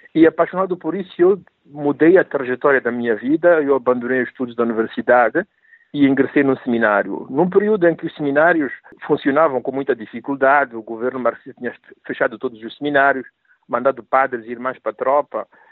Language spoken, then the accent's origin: Portuguese; Mozambique; moved away as an adult; also born or lived in Rome; eu vinha de Moçambique, mas tudo o que eu sabia de África era Moçambique